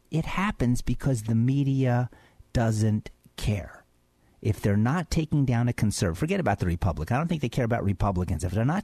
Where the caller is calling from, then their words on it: Philadelphia, Pennsylvania, United States; I'm calling in from Philadelphia.